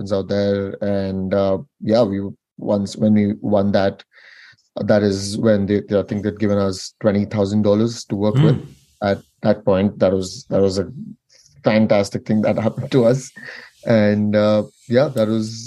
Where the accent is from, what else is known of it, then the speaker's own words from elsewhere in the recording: southernmost part of India, South India, India; moved away; I actually grew up in the southernmost part of India, which is a very, very hot and dry region